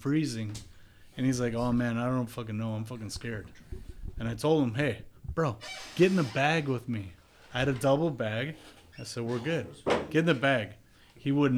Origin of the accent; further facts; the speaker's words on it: Wisconsin, United States; I grew up in Wisconsin.